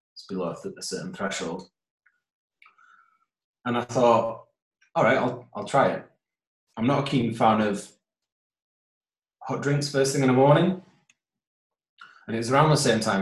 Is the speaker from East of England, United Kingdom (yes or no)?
no; Holmfirth, Yorkshire and the Humber, United Kingdom; born or raised there; moved away as an adult; also born or lived in Huddersfield; now in Newcastle, United Kingdom